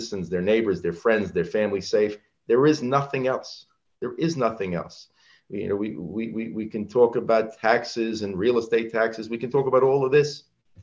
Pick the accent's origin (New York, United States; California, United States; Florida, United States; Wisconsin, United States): New York, United States; Franklin Square; also born or lived in Cedarhurst; I grew up on Long Island. I've always lived on Long Island. I grew up in Franklin Square